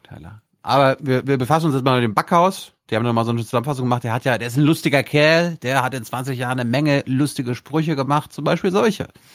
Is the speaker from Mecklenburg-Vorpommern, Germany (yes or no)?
yes; Mecklenburg-Vorpommern, Germany; moved away; meine Heimatstadt, meine Heimat, wo ich geboren wurde, wo ich aufgewachsen wurde